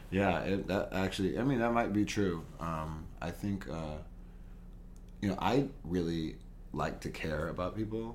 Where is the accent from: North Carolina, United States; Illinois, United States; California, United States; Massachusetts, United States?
California, United States; Los Angeles; now in New York, United States; East East LA, LA, mm-hmm. like Whittier area